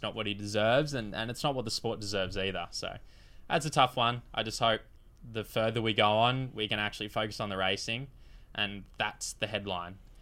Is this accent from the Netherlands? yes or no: no; Queensland, Australia; a very proud Queenslander